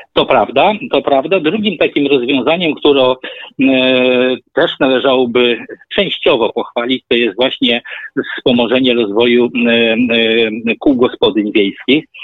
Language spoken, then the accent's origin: Polish; Zamość, Lublin Voivodeship, Poland; ja pochodzę z Zamościa, małe miasto